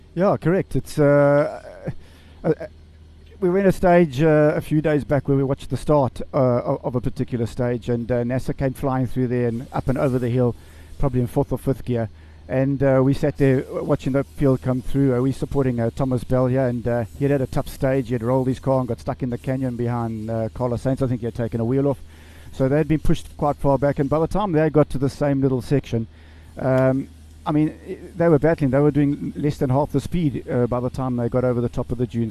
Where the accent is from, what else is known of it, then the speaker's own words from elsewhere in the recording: South Africa; Just to be here as a South African